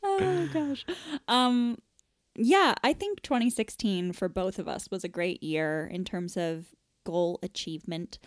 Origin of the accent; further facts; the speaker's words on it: United States; accent: American; moved away as an adult; now in England, United Kingdom; I'm an American, as evidenced by my American voice.